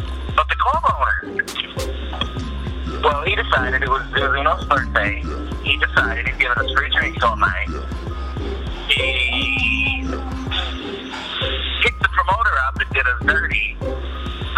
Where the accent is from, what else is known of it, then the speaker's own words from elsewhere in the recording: St. Louis, Missouri, United States; my hometown away from St. Louis